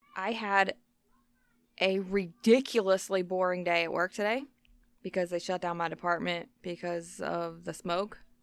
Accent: the South, United States; we grew up in the South

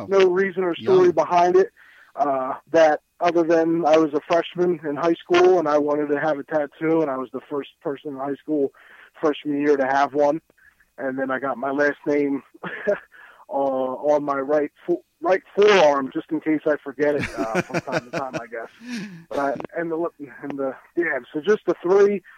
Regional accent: Atlantic City, New Jersey, United States; also born or lived in Berlin, New Jersey; my hometown of Atlantic City

